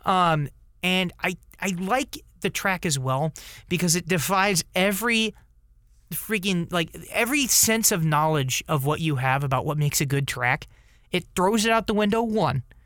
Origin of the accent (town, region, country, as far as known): United States